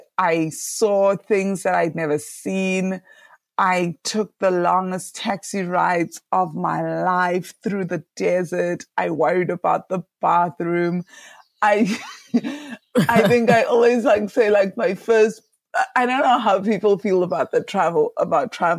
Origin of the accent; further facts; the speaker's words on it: Mpumalanga, South Africa; moved away as an adult; I grew up in South Africa, so I was born in a tiny little village called Chagastad in Mpumalanga, South Africa